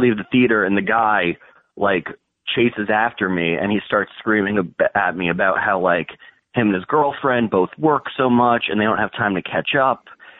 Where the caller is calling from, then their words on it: Morristown, New Jersey, United States; New Jersey, Morristown.